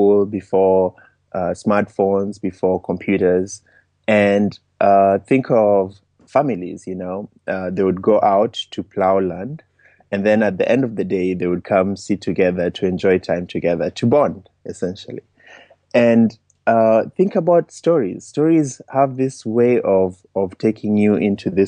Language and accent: English; Kenya; moved away as an adult; also born or lived in United States; I was born and raised in Kenya. I traveled to the US for college.